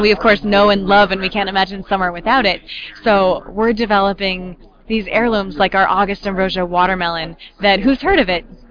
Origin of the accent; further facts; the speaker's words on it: upstate New York Finger Lakes, United States; moved away as an adult; I moved back to my hometown in the gorgeous upstate New York Finger Lakes